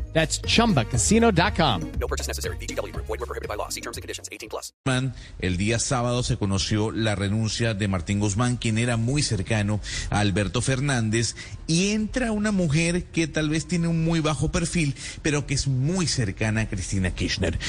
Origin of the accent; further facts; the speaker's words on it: Venezuela; soy venezolano